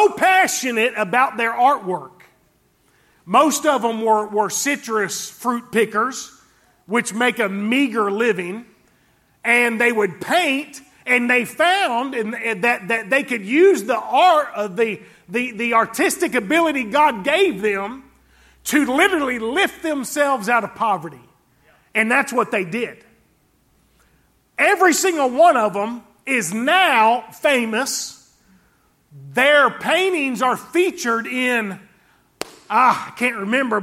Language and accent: English; Fort Pierce, Florida, United States; where I grew up down in Fort Pierce, Florida